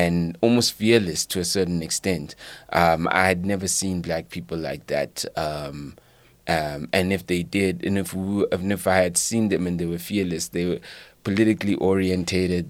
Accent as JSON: {"language": "English", "town": "Leondale", "region": "Gauteng", "country": "South Africa", "tie": "born or raised there", "also_born_or_lived": "Katlehong", "said": "my teenagers were in Leondale, the East Rand"}